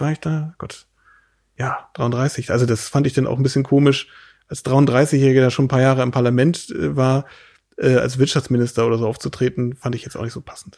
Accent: Lauenburg, Schleswig-Holstein, Germany; wir leben jetzt hier in unserer laumburgischen Heimat äh, bei Hamburg, wo ich herkomme

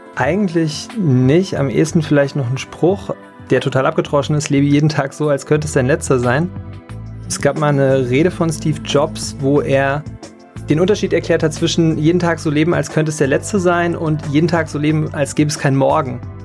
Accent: Taunusstein, Hesse, Germany; moved away as an adult; now in Mainz, Germany; In Hessen groß geworden, in Taunusstein Abitur gemacht.

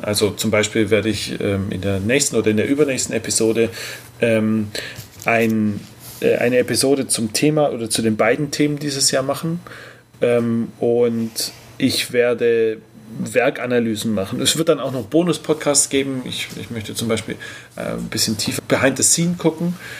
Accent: Tübingen, Baden-Württemberg, Germany; in unserer wunderschönen Heimatstadt, wir kommen beide aus Tübingen

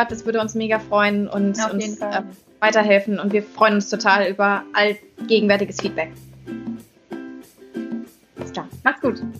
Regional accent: Schleswig-Holstein, Germany; Ja, ich komme aus Holstein.

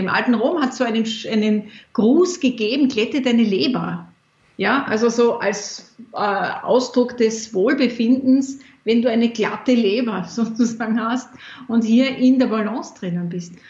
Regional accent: Austria; in meiner Kindheit war bei uns in Österreich

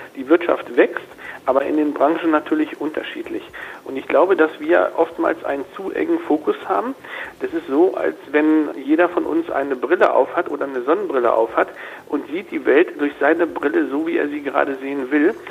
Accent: Germany; als Deutsche

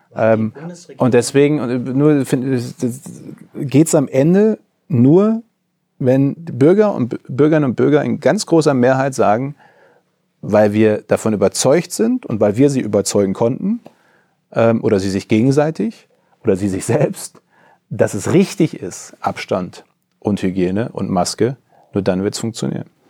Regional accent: Coesfeld, North Rhine-Westphalia, Germany; In äh, Coesfeld, meine Heimatregion

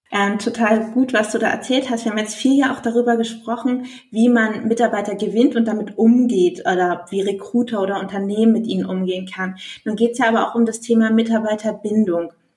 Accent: Germany; bei uns in Deutschland

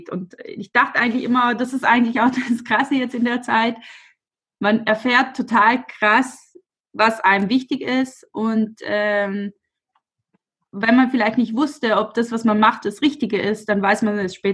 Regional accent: Albeins, Trentino-Alto Adige, Italy; ich komme aus Alweins, das ist ein kleiner Ort neben Brixen.

